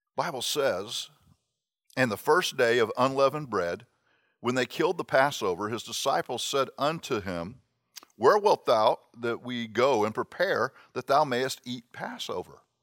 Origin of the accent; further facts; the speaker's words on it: Miami, Florida, United States; I grew up in Miami